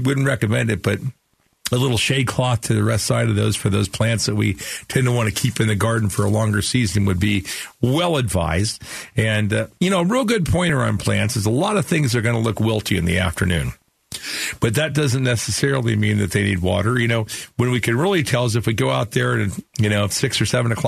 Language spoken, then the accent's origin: English; Phoenix, Arizona, United States; the area where I grew up in Sunny Slope